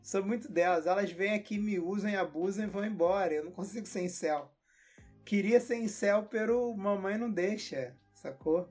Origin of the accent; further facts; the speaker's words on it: Rio de Janeiro, Brazil; eu sou carioca